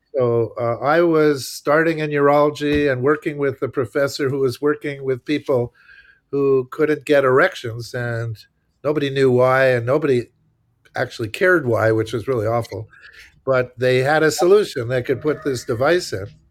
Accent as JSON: {"language": "English", "town": "Montreal", "region": "Quebec", "country": "Canada", "moved": "as an adult", "lives_now": "United States", "said": "I'm from Montreal, Quebec, Canada, so I'm not American, uh, although I sort of became an American, but not, not by birth"}